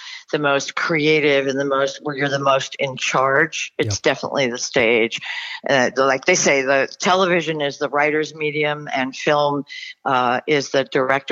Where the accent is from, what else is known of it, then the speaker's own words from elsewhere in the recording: Westchester, New York, United States; moved away as an adult; now in Los Angeles, United States; I grew up in Westchester, New York